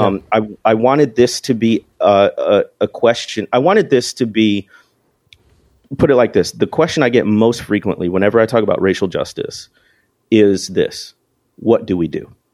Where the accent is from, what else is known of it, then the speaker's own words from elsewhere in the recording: Chicago area, Illinois, United States; moved away as an adult; also born or lived in Mississippi Delta; I came from the Chicago area originally